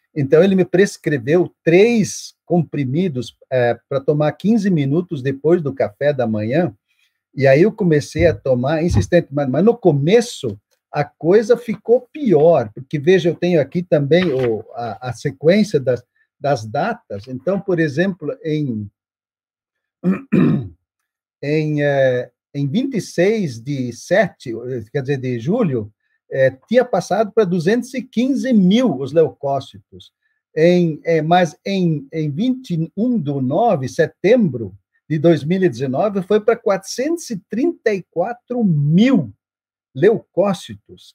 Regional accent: Brazil; first language German; Portuguese is a second language; also born or lived in São Paulo; eu sou brasileiro, eu, eu me formei para servir a igreja brasileira

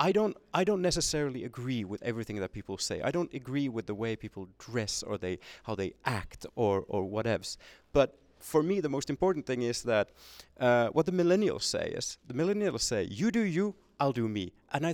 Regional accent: Finland; first language Swedish; English is a second language; It could in the sense that, for instance, my first language is Swedish. And if I go to a hospital and there are no Swedish-speaking doctors or nurses at the hospital, then I'm gonna have to explain my situation in Finnish.

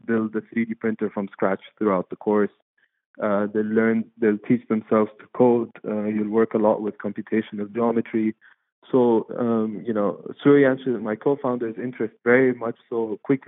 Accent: Dubai, United Arab Emirates; now in London, United Kingdom; I'm Egyptian, but I'm born and raised in Dubai.

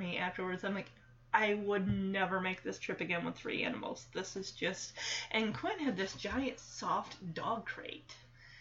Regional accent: Michigan, United States; moved away as an adult; now in Texas, United States; moving from Michigan, my home state, to Texas.

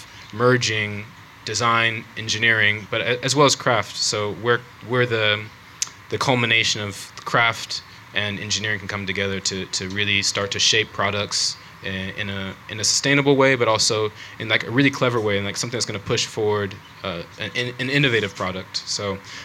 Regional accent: United States; moved away as an adult; also born or lived in Oregon / Taiwan; from my accent, you can tell I'm not from UK. I'm from the States

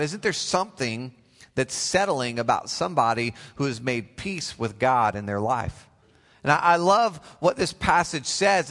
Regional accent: Oklahoma, United States; I come all the way from the great state of Oklahoma

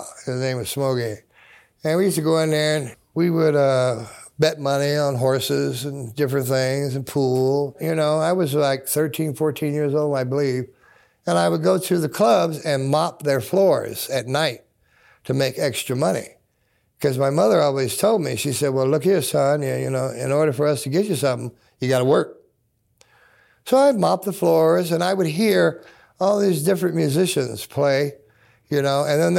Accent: Seattle, Washington, United States; I was born here in Seattle, Washington. I was adopted when I was 3 years old and raised on 21st and Spruce.

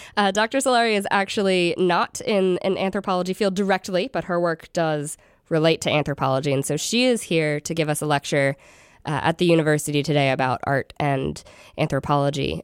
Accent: Philadelphia, Pennsylvania, United States; moved away; I'm originally from Philly

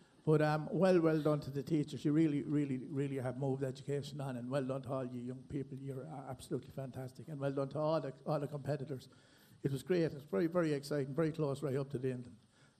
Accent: Timahoe, Leinster, Ireland; now in Stradbally, Ireland; I live in Stradbally and I'm from Timahoe

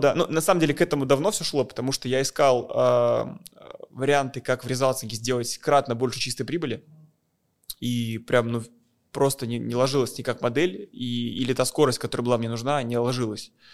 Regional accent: Moscow, Russia; я из России, я из Москвы

